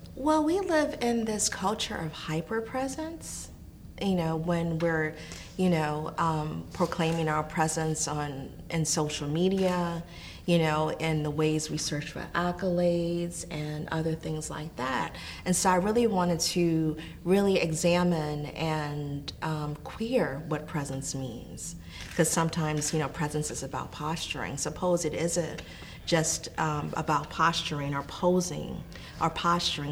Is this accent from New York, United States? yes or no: no; New Orleans, Louisiana, United States; I'm from New Orleans